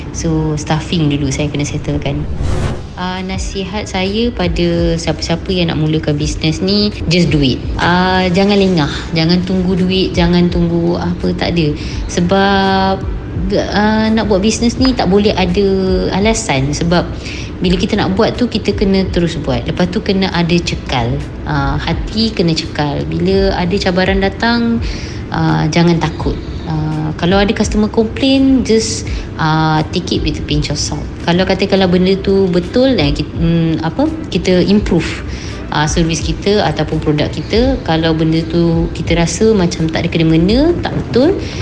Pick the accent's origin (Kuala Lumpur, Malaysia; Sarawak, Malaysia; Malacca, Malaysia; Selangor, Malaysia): Malacca, Malaysia; Saya berasal dari Melaka